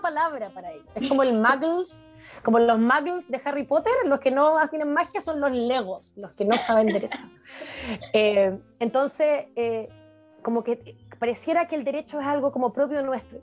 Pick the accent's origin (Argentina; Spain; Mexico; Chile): Chile; also born or lived in Europe; como chileno